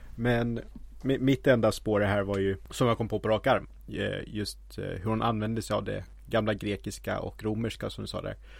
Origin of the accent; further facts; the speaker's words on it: Roslagen, Stockholm County, Sweden; i mina hemtrakter Öster i Roslagen finns det ett Harg